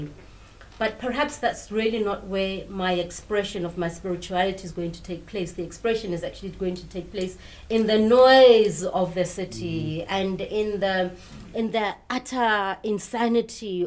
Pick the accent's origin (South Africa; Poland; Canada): South Africa; I'm from South Africa